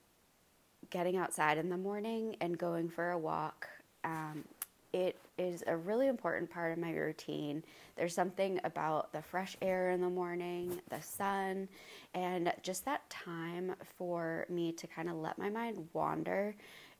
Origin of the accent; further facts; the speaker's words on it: Maine, United States; now in North Carolina, United States; I am from Maine